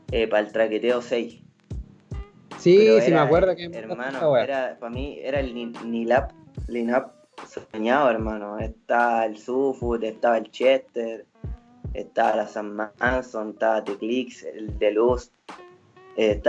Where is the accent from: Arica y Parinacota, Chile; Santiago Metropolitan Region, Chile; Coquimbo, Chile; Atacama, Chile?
Atacama, Chile; Vallenar; mi amigo es de Curunilahue yo soy de de Vallenar.